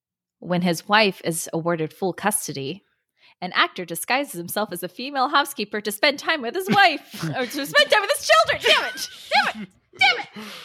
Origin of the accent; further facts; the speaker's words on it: California, United States; I grew up in the Bay Area.